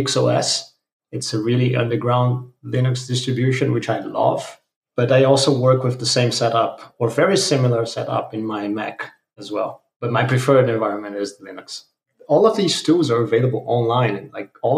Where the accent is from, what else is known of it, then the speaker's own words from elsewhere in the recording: Brazil; now in Germany; I'm from Brazil, living in Germany.